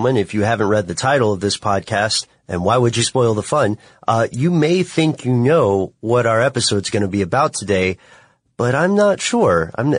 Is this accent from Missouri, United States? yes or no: no; Tennessee, United States; you know I'm from Tennessee